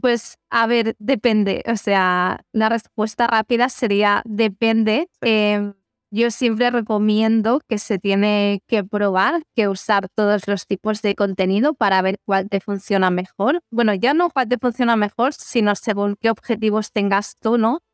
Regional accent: Ripoll, Catalonia, Spain; moved away as an adult; now in Barcelona, Spain; soy de Ripoll y si está en Girona

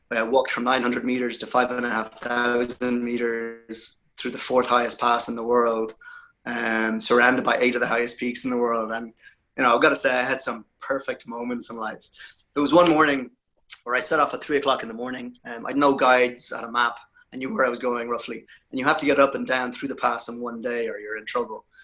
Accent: Ireland; I appreciate what you said earlier about me being Irish.

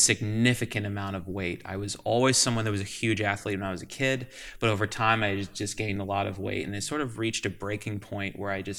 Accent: Manchester, Vermont, United States; moved away as an adult; also born or lived in Los Angeles, California / Massachusetts; now in Albany, United States; I grew up not too far from here in Manchester, Vermont.

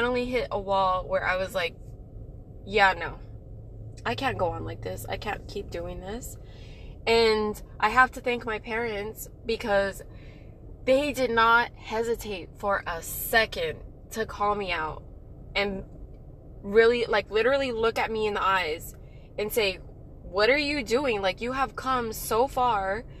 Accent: El Paso, Texas, United States; moved away as an adult; also born or lived in Moody Air Force Base, Georgia; when I got back to El Paso, Texas, my hometown

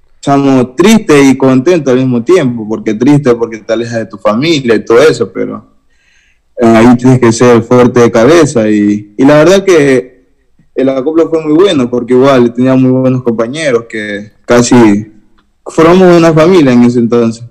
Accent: Guayaquil, Guayas, Ecuador; soy acá de Guayaquil, del sur de Guayaquil, de la isla Trinitaria

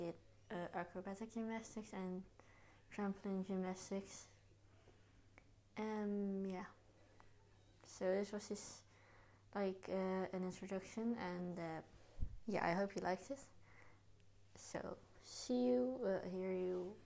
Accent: Netherlands; I am from the Netherlands and I'm 14 years old. Um, I am in the eighth grade

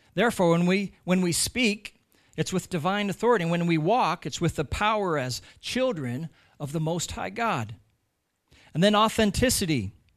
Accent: United States; moved away as an adult; now in Ireland; I'm American

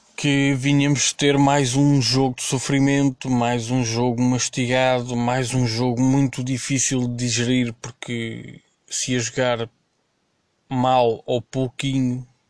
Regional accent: Azores, Portugal

